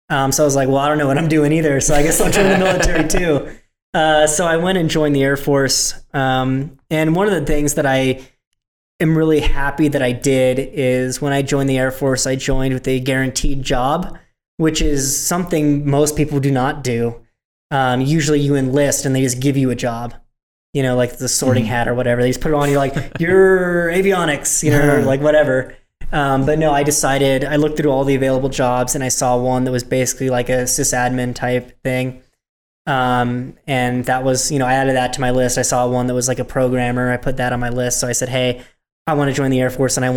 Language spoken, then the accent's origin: English; a rural town in Northern California, United States; I'm from just a rural town in Northern California